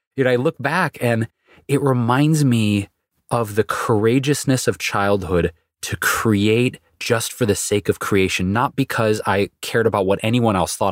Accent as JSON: {"language": "English", "town": "Detroit", "region": "Michigan", "country": "United States", "tie": "born or raised there", "said": "going back to childhood, growing up in Detroit, it was pretty much soul music, R and B, Motown, and classic rock"}